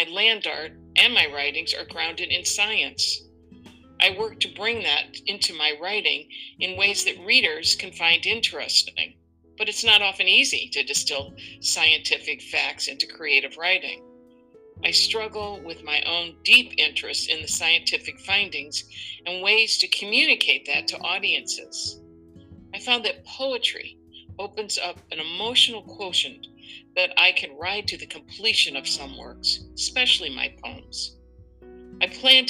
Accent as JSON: {"language": "English", "region": "Midwest", "country": "United States", "tie": "born or raised there", "said": "I grew up in the Midwest"}